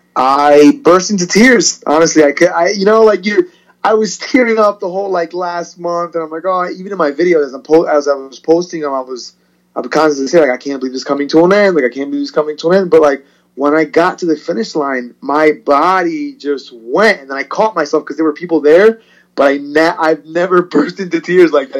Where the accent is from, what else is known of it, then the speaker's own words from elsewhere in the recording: Perth Amboy, New Jersey, United States; also born or lived in Puerto Rico; I was born in Puerto Rico actually, and then came here when I was three or four, and pretty much raised as a Perth Amboy uh, resident